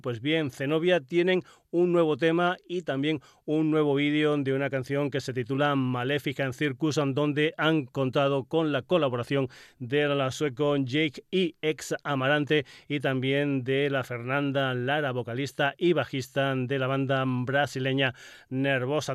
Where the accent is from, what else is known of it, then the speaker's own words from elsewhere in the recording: Extremadura, Spain; mi tierra, de Extremadura